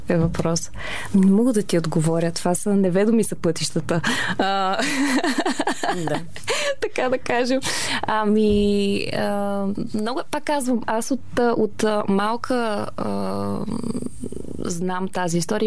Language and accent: Bulgarian; Varna, Varna Province, Bulgaria; Аз а, съм от Варна